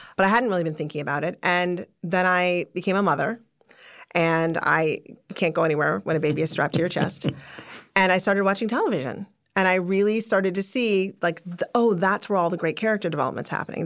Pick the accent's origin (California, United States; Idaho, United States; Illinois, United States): Illinois, United States; Chicago; I was born in Chicago. I was raised in the suburbs of Chicago